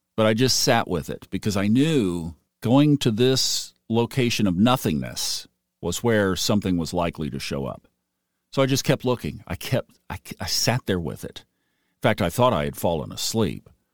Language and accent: English; Tulsa, Oklahoma, United States; I was born in Tulsa, Oklahoma